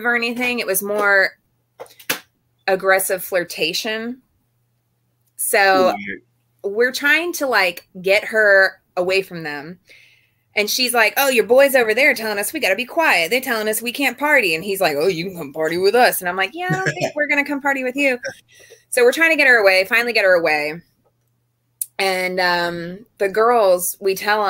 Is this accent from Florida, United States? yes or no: yes; Florida, United States; I'm from Florida